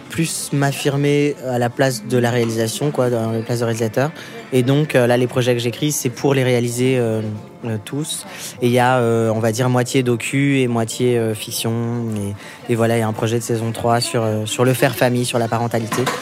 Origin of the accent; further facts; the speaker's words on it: Normandy, France; ça me rappelle mon enfance en Normandie.